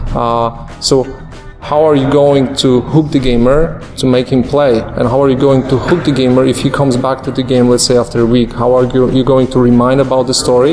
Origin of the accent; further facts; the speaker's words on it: Warsaw, Masovian Voivodeship, Poland; I'm a fellow from Poland, uh, from a tiny city called Warsaw